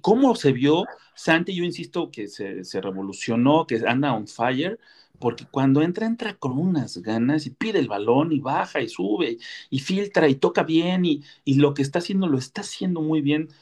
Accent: Mexico; como mexicano

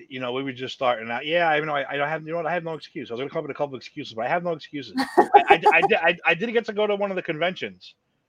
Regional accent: New York, United States; I came from New York. I'm doing this ride.

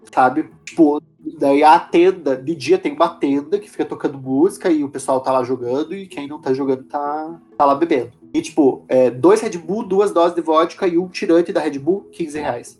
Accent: Paraná, Brazil; eu sou do Paraná

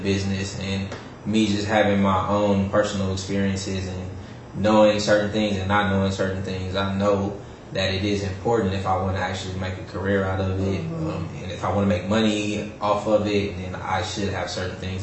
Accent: Oakland, California, United States; I'm from Oakland, California

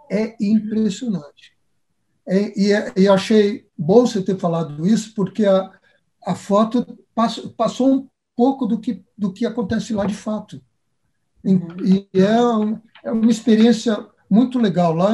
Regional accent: Brazil

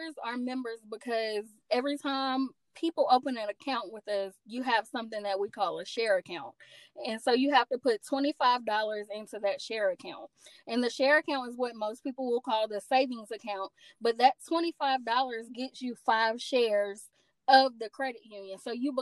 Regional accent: Asheville, North Carolina, United States; also born or lived in Greensboro; I'm from Asheville.

